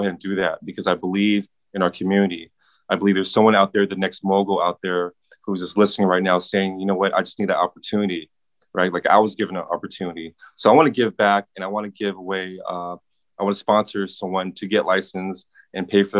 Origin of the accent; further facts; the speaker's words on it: Pasadena, California, United States; I grew up, if you're familiar with Pasadena, I grew up in Community Arms Projects